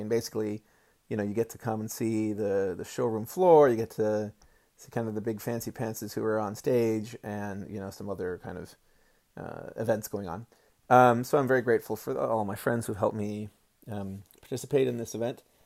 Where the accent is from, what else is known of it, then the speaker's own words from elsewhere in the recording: United States; I was born in America as a white male